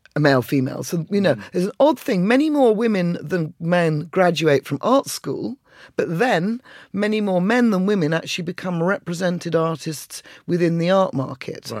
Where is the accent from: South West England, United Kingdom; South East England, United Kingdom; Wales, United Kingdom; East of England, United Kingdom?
East of England, United Kingdom; Colchester; moved away; also born or lived in London; I came from Essex